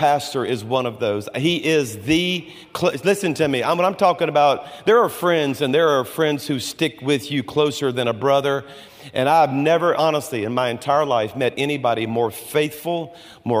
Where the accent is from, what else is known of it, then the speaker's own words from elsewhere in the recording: Baton Rouge, Louisiana, United States; moved away as an adult; now in Birmingham, United States; I was born and raised in Baton Rouge, went to LSU